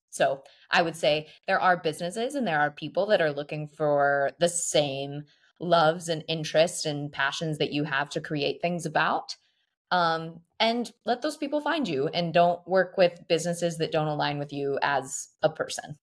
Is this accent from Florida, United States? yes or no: no; Texas, United States; now in Paris, France; we come from the great land of Texas